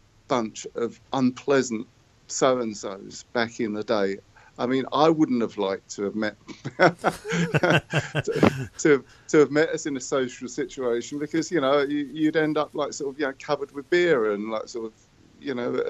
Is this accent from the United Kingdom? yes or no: yes; Croydon, London, United Kingdom; now in Brighton, United Kingdom; we played my hometown of Croydon, where I was in the venue where I cleaned the toilets